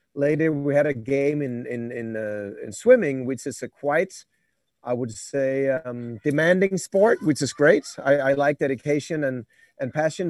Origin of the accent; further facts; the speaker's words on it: Denmark; I'm from Denmark, so a bit, bit cold in the, in the north